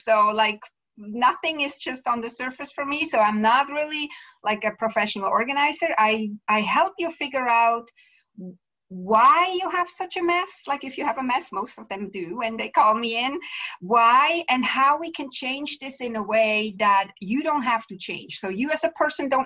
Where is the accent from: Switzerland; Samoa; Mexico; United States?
Switzerland; moved away as an adult; also born or lived in Vancouver area, Canada; now in Vancouver, Canada; I'm originally from Switzerland, but I live now in Canada, Western Canada, to be clear, in the Vancouver area.